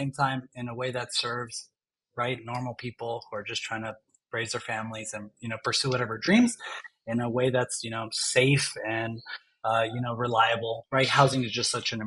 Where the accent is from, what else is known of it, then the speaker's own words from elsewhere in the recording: Long Beach area, the Bay Area, California, United States; I grew up like in Long Beach area, you know, the Bay Area